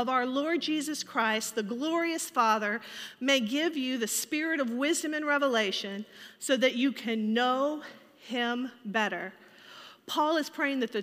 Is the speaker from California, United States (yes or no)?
no; Richmond, Virginia, United States; I grew up in Richmond, Virginia